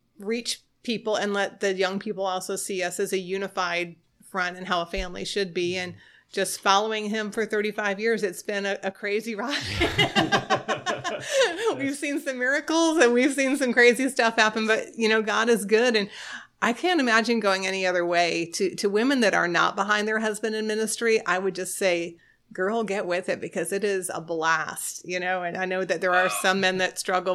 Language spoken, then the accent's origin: English; Florida, United States; also born or lived in New York State; Well, I was born in New York State, like my husband said, and when I was 9, we moved to Florida